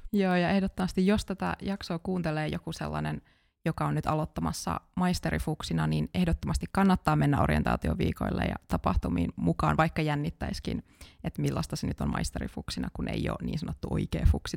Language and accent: Finnish; Kajaani, Kainuu, Finland; moved away as an adult; now in Jyväskylä, Finland; Mä oon alun perin Kajaanista kotoisin